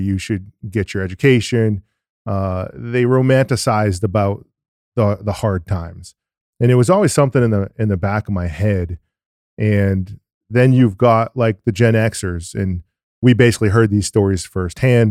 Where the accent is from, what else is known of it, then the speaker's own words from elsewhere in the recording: New England, United States; I'm from New England